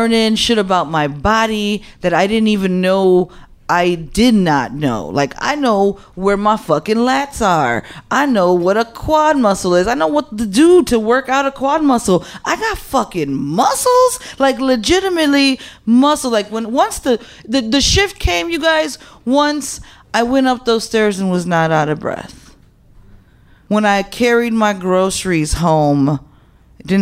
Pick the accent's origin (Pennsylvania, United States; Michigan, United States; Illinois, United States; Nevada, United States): Illinois, United States; Chicago; I'm like Humble Park. That's where I'm from. Humble Park, born and raised